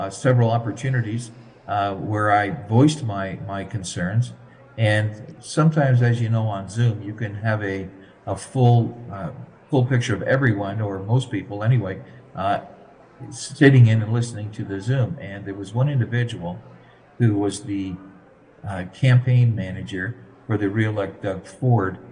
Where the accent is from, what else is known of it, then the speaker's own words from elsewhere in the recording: Chatham, Ontario, Canada; Chatham, which is my hometown